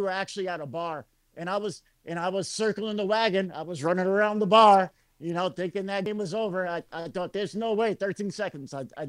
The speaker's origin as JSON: {"language": "English", "region": "upstate New York", "country": "United States", "tie": "born or raised there", "moved": "yes", "lives_now": "Las Vegas, United States", "said": "my hometown New York team, the upstate New York team"}